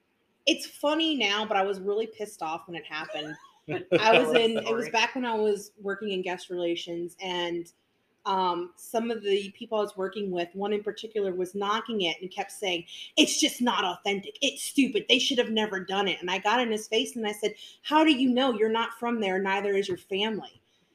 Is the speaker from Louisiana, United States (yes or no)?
yes; New Orleans, Louisiana, United States; I'm from New Orleans.